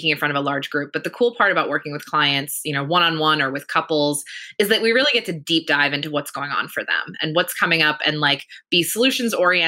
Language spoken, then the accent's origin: English; Pennsylvania, United States; moved away as an adult; now in California, United States; I grew up in Pennsylvania, which up until very recently was a prohibition state